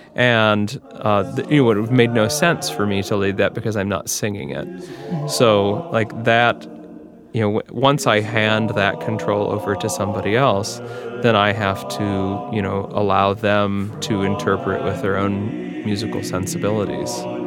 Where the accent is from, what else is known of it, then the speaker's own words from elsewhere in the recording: Cleveland, Ohio, United States; now in Upper Midwest, United States; I grew up near Cleveland